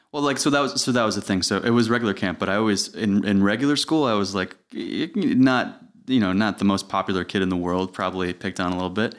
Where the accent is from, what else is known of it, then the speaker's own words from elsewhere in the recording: Putnam County, New York, United States; also born or lived in Westchester; I actually grew up in Putnam County